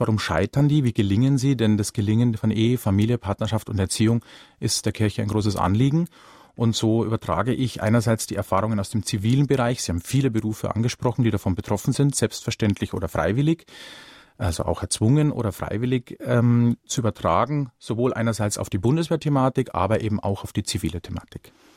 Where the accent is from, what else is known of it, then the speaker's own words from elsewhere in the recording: Ingolstadt, Bavaria, Germany; komme ich selbst gebürtig aus dem Industriestandort Ingolstadt nicht weit her